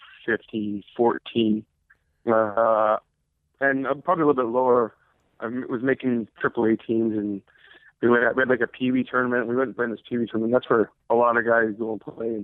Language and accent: English; Toronto, Ontario, Canada; growing up in Canada, growing up where I am from, it's the mecca of hockey. It's Toronto. Mimico is basically Toronto